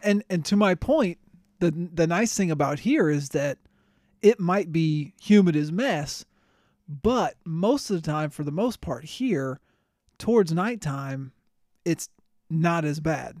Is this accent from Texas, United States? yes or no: no; Florida, United States; moved away; I grew up in Florida